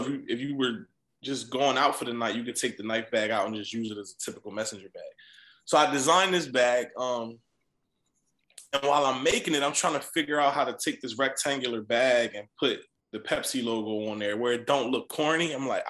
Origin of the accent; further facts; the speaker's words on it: East Coast, United States; You know, it was ideal that I was from the East Coast